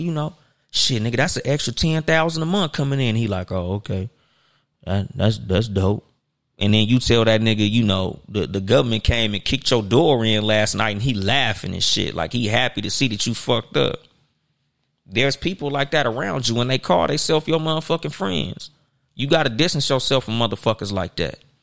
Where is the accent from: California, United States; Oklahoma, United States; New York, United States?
California, United States; Compton; I had a homeboy, nigga, we grew up with in Compton